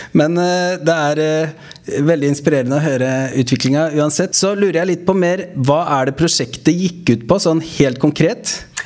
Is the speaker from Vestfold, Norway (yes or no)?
yes; Stavern, Vestfold, Norway; moved away; Larvik, min hjemkommune. Jeg kommer jo opprinnelig fra Stavern